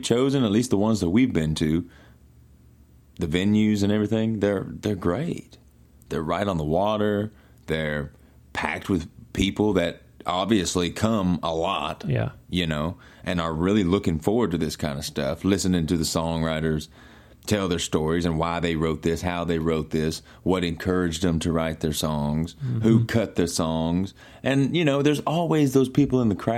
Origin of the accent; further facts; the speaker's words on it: Mississippi, United States; where I grew up in Mississippi.